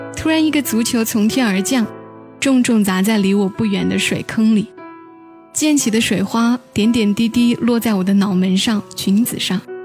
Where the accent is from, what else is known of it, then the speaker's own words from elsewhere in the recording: Changsha, Hunan, China; 听得最多的是我们湖南这边的电台，最早的是柴静的《夜色温柔》，后来是杨景的《音乐回归线》，再有就是中午会听《星沙之声》《红池的开心十三点》，还有那个时候最喜欢的是冉威的《每夜唱不停》